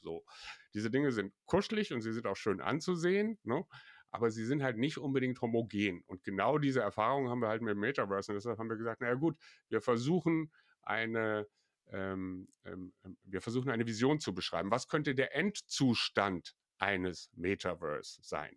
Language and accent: German; Belgium; hier bei uns in Belgien